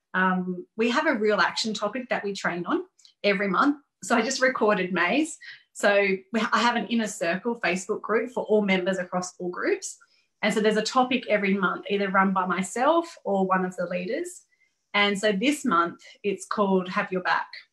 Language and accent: English; Gold Coast, Queensland, Australia; moved away; my hometown